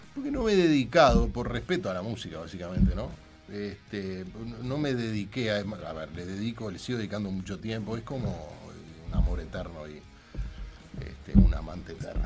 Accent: Gonzalo Ramírez y Minas, Montevideo, Uruguay; es el cuadro de mi barrio, yo iba con mi padre, nos tomamos el 300 en Gonzalo Ramírez y Minas, durante toda la década del 60

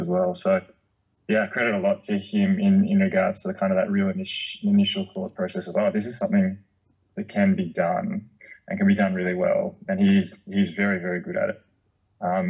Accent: Canberra, Australian Capital Territory, Australia; moved away; growing up in Canberra with the fire trails, and I grew up on a farm

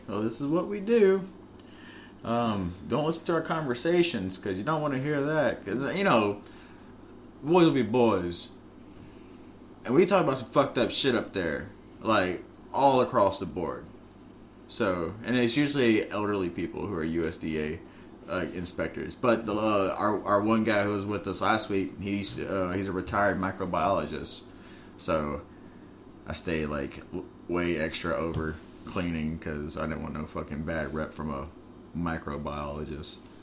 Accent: United States; I'm an American because my fucking Irish motherfucking family moved over here because of the fucking potato famine

